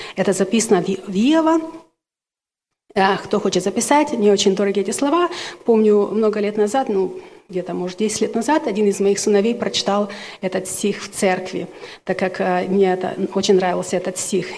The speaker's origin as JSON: {"language": "Russian", "country": "Ukraine", "moved": "yes", "lives_now": "Washington, United States", "said": "Я обладаю русским, румынским, украинским, так как я украинка, но закончила румынскую школу"}